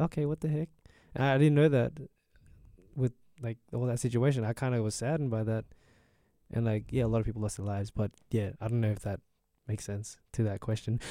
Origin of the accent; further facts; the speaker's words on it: Australia; I'm Australian